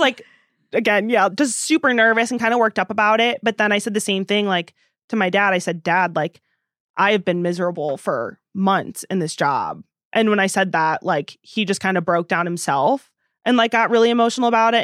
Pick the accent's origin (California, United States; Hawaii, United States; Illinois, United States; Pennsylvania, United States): Illinois, United States; Princeton; moved away as an adult; also born or lived in Nashville; now in Madison, United States; Princeton, the town that I went to high school